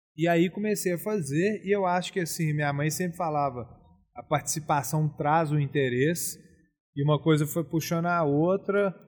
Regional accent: Belo Horizonte, Minas Gerais, Brazil; also born or lived in Rio de Janeiro / Ouro Preto; eu nasci em Belo Horizonte. Eu passei minha infância, obviamente, em BH, Rio de Janeiro e Fazenda

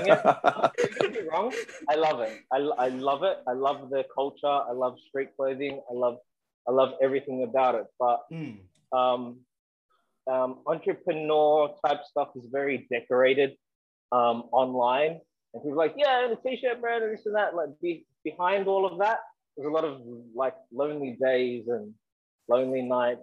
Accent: Sydney, New South Wales, Australia; I grew up in Western Sydney, Southwest Sydney

